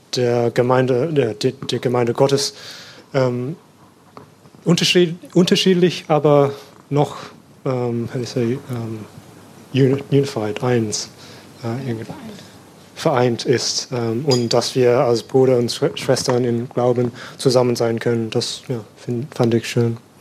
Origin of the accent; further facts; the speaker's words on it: Sydney, New South Wales, Australia; German is a second language; moved away as an adult; now in Germany; ich komme aus Australien und bin in Sydney äh, geboren und aufgewachsen